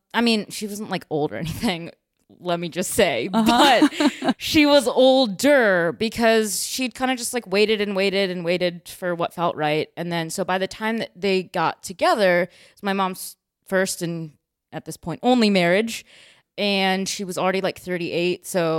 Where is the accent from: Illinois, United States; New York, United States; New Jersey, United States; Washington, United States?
Illinois, United States; Chicago; also born or lived in China / Missouri; Yep, I'm from Chicago.